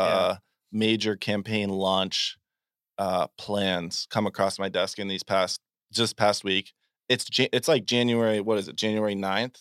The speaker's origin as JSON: {"language": "English", "region": "Vermont", "country": "United States", "said": "I'm from Vermont"}